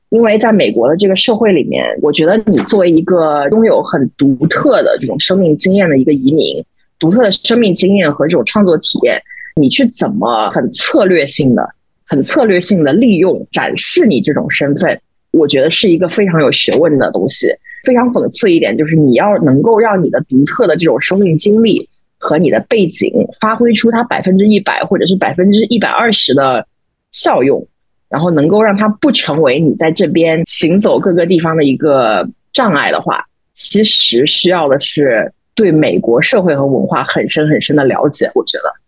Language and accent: Chinese; China; moved away as an adult; now in New York, United States; 比如说我们作为中国人应该怎么去看这些东西